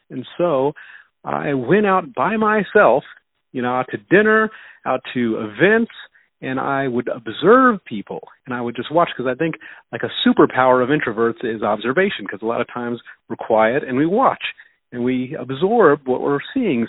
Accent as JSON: {"language": "English", "town": "Denver", "region": "Colorado", "country": "United States", "tie": "born or raised there", "also_born_or_lived": "Houston, Texas", "said": "I was raised in Denver, Colorado. I'm still in Denver, Colorado. I was born in Houston, Texas."}